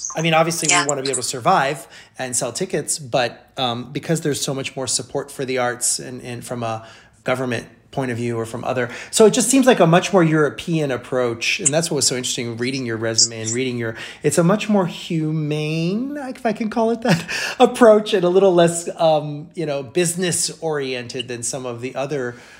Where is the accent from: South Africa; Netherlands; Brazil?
Brazil; now in United States; my mom's from from South America and I grew up in Brazil